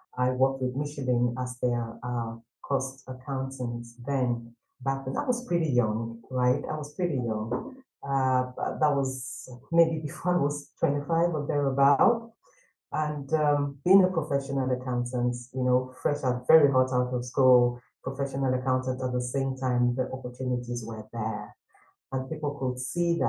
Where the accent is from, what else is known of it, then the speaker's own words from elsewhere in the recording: Nigeria; moved away as an adult; I studied accounting and finance back in my home country, Nigeria